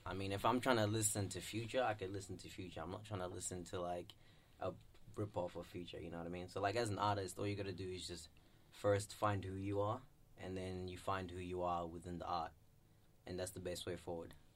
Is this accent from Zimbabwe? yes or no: yes; Zimbabwe; I'm from Zimbabwe and I'm proud to be like an African